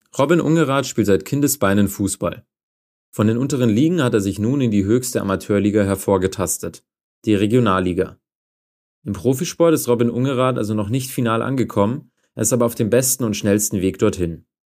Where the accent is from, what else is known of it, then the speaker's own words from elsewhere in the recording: Mühldorf, Bavaria, Germany; ich komme aus der Nähe von Mühldorf